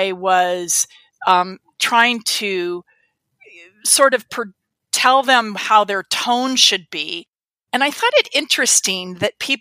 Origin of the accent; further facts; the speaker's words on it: United States; growing up in America and being white